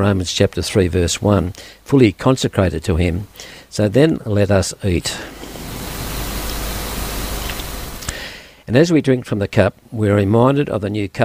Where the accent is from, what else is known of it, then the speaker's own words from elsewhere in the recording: Dubbo, New South Wales, Australia; also born or lived in Balladoran / Yeoval; now in Orange, Australia; that's where I was born in Dubbo, bred there